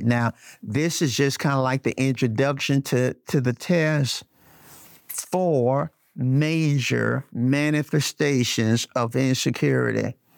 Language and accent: English; Birmingham, Alabama, United States; also born or lived in Flint, Michigan; I was born in Flint, Michigan, but I was raised in Birmingham, Alabama, uh, brought to Birmingham as a baby